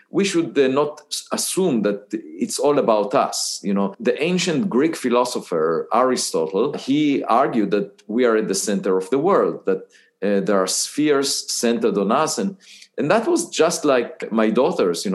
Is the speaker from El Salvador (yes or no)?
no; Israel; moved away as an adult; I was born in Israel